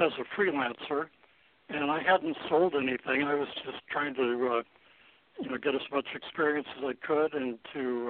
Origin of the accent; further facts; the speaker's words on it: South Dakota, United States; I grew up in South Dakota